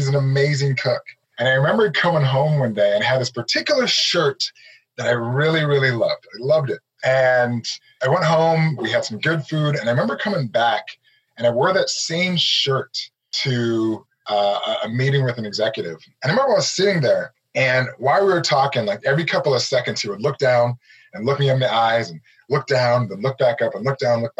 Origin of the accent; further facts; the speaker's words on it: Nigeria; I'm a Nigerian. My background, I'm Nigerian. We did not grow up small.